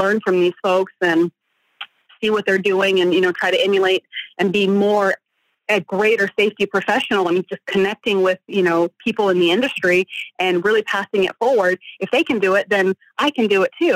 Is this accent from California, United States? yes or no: no; Texas, United States; moved away; I'm from Texas originally